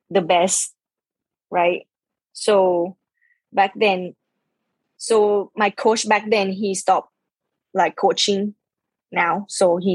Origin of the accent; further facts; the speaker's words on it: Khon Kaen, Thailand; English is a second language; then we opened our own driving range back in my hometown, Khon Kaen, yeah.